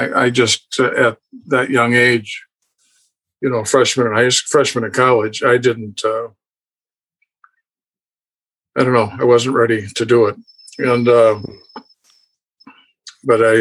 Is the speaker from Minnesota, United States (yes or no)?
yes; St. Paul, Minnesota, United States; Born and raised in St. Paul, Minnesota.